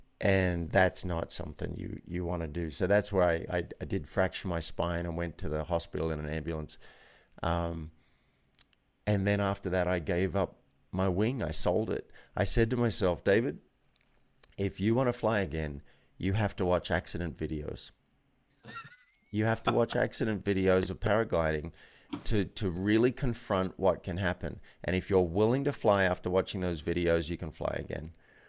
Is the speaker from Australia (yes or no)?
yes; Australia; moved away as an adult; now in New York, United States; Like, here I was 24 with an office on Park Avenue. That was crazy. I moved from Australia, and I just wasn't very happy.